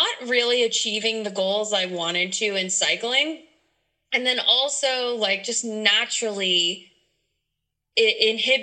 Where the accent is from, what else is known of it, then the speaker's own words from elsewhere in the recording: Louisiana, United States; moved away; my home state, Louisiana